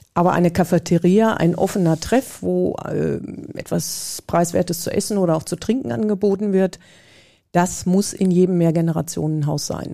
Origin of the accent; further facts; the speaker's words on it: Bad Sassendorf, North Rhine-Westphalia, Germany; Ich bin hier in der Gemeinde Bad Sassendorf aufgewachsen, mit dem Kirchturm groß geworden